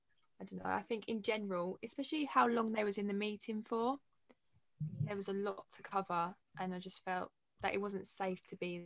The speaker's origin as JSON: {"language": "English", "area": "Essex", "region": "East of England", "country": "United Kingdom", "said": "I'm 19 from Essex"}